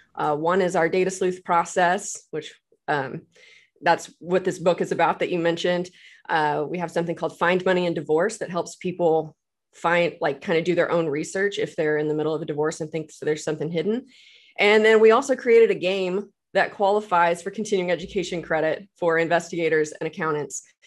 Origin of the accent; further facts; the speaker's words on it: Texas, United States; moved away as an adult; now in Tulsa, United States; I'm originally from Texas, but I moved here to go to Oral Roberts